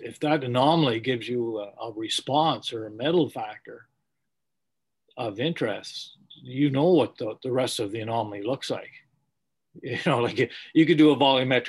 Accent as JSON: {"language": "English", "region": "Scotland", "country": "United Kingdom", "said": "I'm Scottish"}